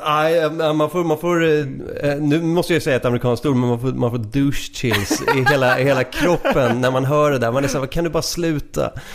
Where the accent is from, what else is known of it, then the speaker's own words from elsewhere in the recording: Stockholm, Stockholm County, Sweden; jag, jag är från Stockholm